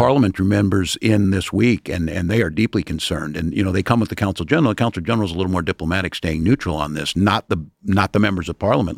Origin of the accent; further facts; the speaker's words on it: middle America, Midwest, United States; I'm the geographic affirmative action guy out of, out of middle, middle America